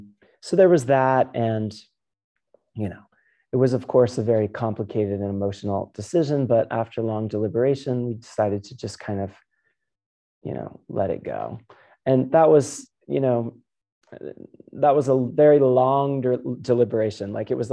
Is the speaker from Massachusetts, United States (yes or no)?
no; about 2 hours north of Miami, Florida, United States; moved away; also born or lived in Virginia; So I grew up further down south, like maybe 2 hours north. Well, it used to be 2 hours. Depends on traffic now, but it used to be about 2 hours north of Miami.